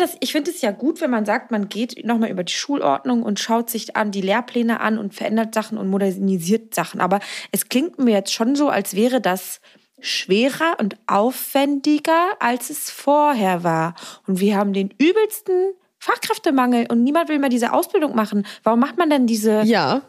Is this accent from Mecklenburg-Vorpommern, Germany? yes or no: yes; Mecklenburg-Vorpommern, Germany; moved away; also born or lived in Berlin; auch eigentlich vom Dorf mit neun Häusern aus Mecklenburg-Vorpommern